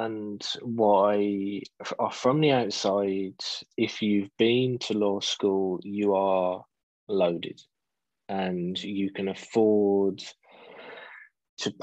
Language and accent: English; Wolverhampton, West Midlands, United Kingdom; also born or lived in Dudley; I was born in Wolverhampton, live in Dudley in the West Midlands